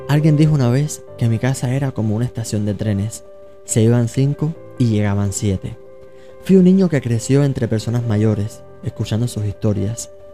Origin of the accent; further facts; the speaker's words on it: Cuba; now in New York, United States; soy cubano de nacimiento, neoyorquino por adopción, inmigrante